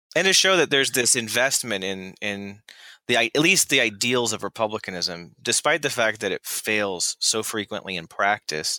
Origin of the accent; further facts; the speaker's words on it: Florida, United States; I grew up in Florida